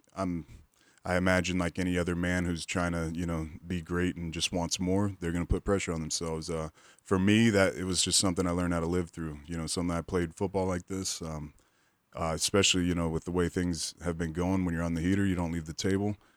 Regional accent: Pensacola, Florida, United States; I grew up in Pensacola, Florida

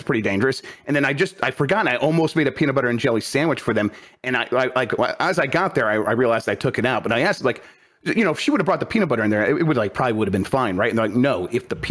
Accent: Midwest, United States; I'm from the Midwest

